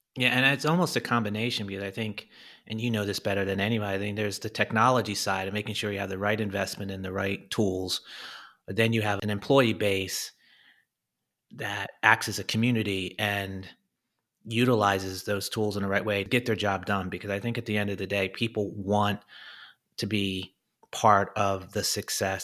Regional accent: United States; moved away; I'm this American, this Yank now over here

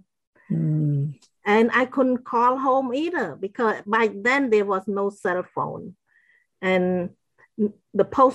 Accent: Battambang, Cambodia; moved away as an adult; now in United States; I grew up in Cambodia.

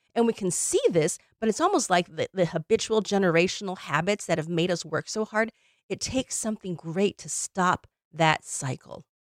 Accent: Illinois, United States; moved away; we went to Illinois, my hometown

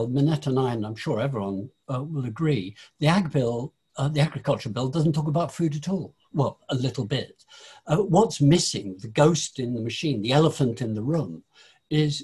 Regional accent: Lincolnshire, East Midlands, United Kingdom; I was born in Lincolnshire, you know, which is the Fens

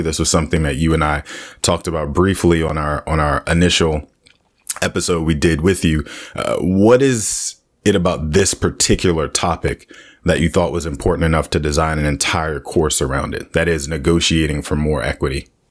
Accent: United States; we normally as American people

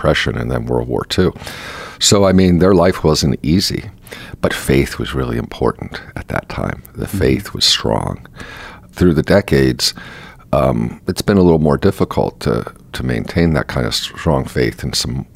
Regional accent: Lebanon, Pennsylvania, United States; also born or lived in Mahanoy City, Pennsylvania; I was raised in Lebanon

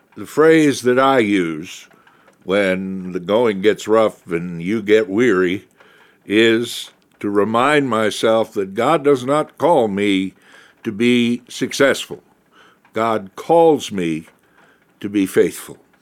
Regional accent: Milwaukee, Wisconsin, United States; growing up in Milwaukee

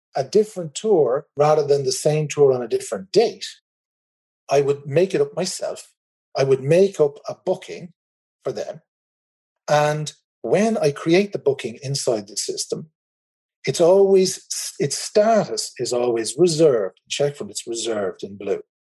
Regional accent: Ireland; accent: Irish; As you can probably tell from my accent, I'm in the Republic of Ireland.

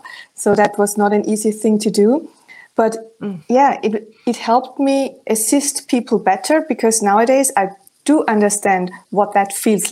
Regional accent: Germany; accent: German; first language German; English is a second language; In my original German accent, it would sound like

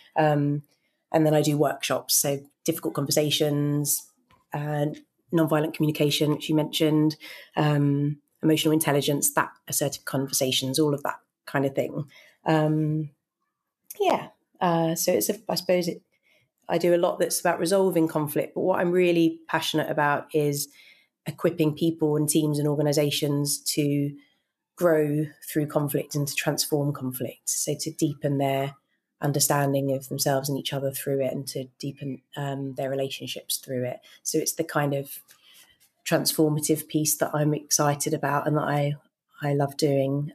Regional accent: United Kingdom; I grew up in just outside London

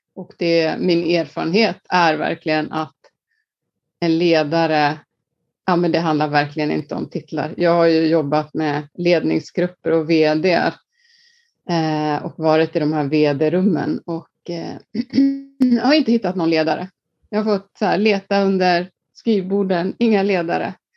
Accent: Iceland; moved away; jag är född och uppvuxen på Island

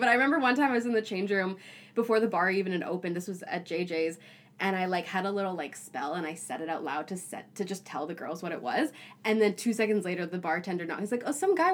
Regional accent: Toronto, Ontario, Canada; moved away as an adult; now in Vancouver, Canada; I grew up in Toronto

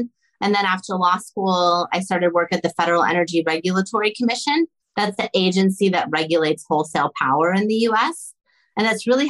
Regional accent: Omaha, Nebraska, United States; also born or lived in Cairo, Egypt; My family moved from Cairo, Egypt to Omaha, Nebraska when I was 9. So I grew up in Omaha

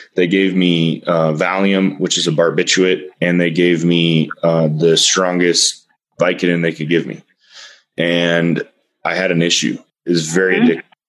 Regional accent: Austin, Texas, United States; I'm from Texas and I, don't get me wrong, I'm from the most liberal part of Texas, Austin

